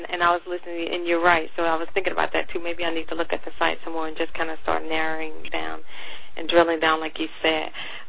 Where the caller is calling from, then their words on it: North Carolina, United States; I'm calling from North Carolina